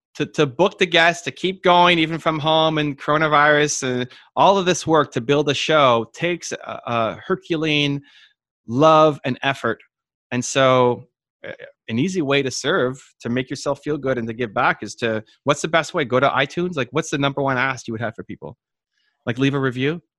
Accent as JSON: {"language": "English", "town": "Toronto", "region": "Ontario", "country": "Canada", "tie": "born or raised there", "said": "I was born in Toronto, but my mom was born in, in Italy, and my father's mother was born in England"}